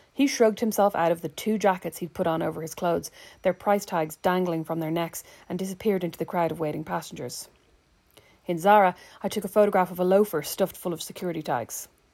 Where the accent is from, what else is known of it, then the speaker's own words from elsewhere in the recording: Ireland; now in Indiana, United States; there are some things I don't miss about my home country